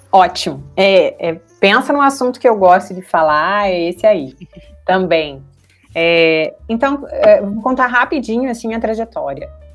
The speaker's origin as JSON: {"language": "Portuguese", "town": "Santo Ângelo", "region": "Rio Grande do Sul", "country": "Brazil", "tie": "born or raised there", "said": "eu sou natural de Santo Ângelo, no Rio Grande do Sul"}